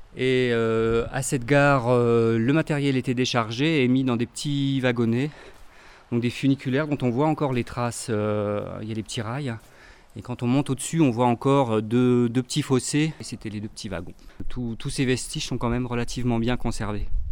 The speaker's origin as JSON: {"language": "French", "town": "Grenoble", "region": "Auvergne-Rhône-Alpes", "country": "France", "said": "De Giromanie, de Grenoble"}